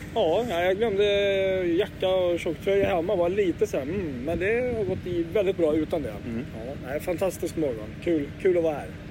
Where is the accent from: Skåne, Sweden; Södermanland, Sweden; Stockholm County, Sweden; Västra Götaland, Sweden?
Stockholm County, Sweden; Åkersberga; en liten bit utanför Åkersberga. Det är mina hemtrakter